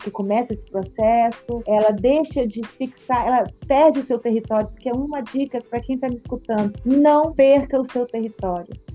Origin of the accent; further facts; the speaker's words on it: Rio de Janeiro, Brazil; moved away as an adult; now in Minas Gerais, Brazil; Eu sou do Rio de Janeiro e estava como defensora em Minas